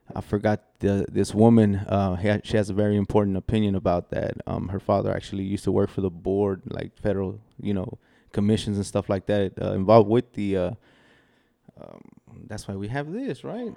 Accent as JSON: {"language": "English", "town": "Del Valle", "region": "Texas", "country": "United States", "tie": "born or raised there", "also_born_or_lived": "Querétaro, Mexico", "said": "When I was two years old, my parents brought brought me here"}